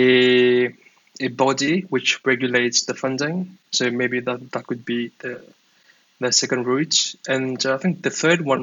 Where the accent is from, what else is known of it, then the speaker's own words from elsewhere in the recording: Mauritius; now in Dublin, Ireland; I'm from Mauritius.